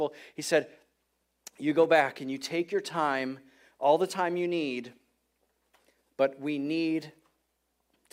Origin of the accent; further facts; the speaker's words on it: Detroit, Michigan, United States; moved away; I'm from Detroit. I grew up in Detroit